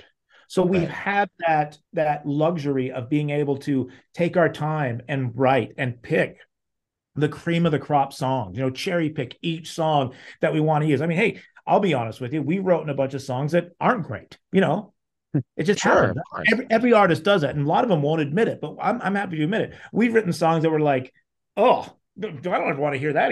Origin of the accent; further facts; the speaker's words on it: Salt Lake City, Utah, United States; I grew up in Salt Lake City, Utah, where I still am now